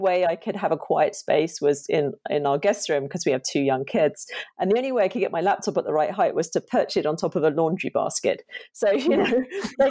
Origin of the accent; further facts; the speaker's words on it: Chelmsford, East of England, United Kingdom; I grew up in just outside of Chelmsford in Essex in the UK